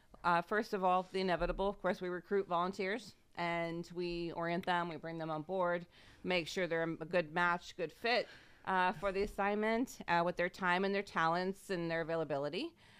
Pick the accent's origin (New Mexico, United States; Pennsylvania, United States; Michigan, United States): Pennsylvania, United States; I'm originally from the Wattsburg, Northeast Township area, out in the rural area there.